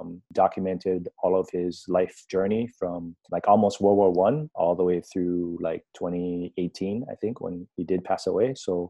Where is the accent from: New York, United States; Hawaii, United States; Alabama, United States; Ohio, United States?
Hawaii, United States; moved away as an adult; also born or lived in China / Taiwan; I'm Asian American. I'm of Chinese descent. I'm also part Hawaiian. 1/16 Hawaiian. I was born and raised in Hawaii, so I culturally identify more as an American and as a Hawaiian initially.